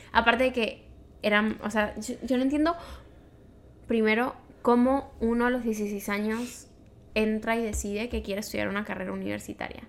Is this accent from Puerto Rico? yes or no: no; Venezuela; moved away as an adult; now in Montreal, Canada